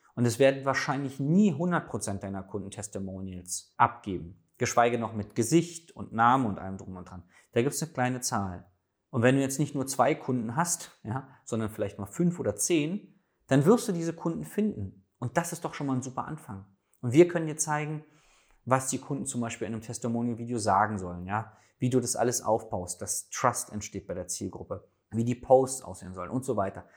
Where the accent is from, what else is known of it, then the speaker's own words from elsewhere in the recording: Berlin, Germany; als Berliner darf ich